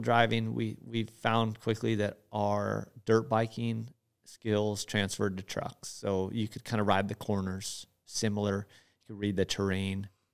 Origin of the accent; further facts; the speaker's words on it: Hawaii, United States; moved away as an adult; now in Gardnerville, United States; I was born and raised in Hawaii